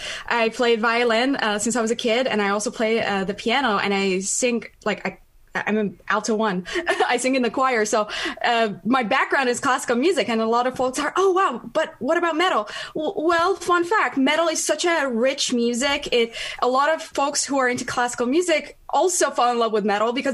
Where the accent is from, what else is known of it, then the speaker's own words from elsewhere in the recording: Tehran, Tehran Province, Iran; English is a second language; moved away as an adult; now in United States; I was born and raised in Tehran